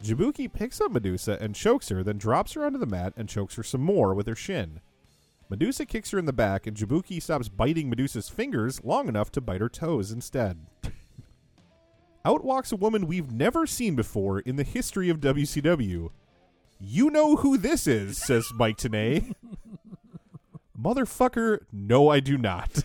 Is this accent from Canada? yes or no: no; Minnesota, United States; I grew up Irish Catholic in Minnesota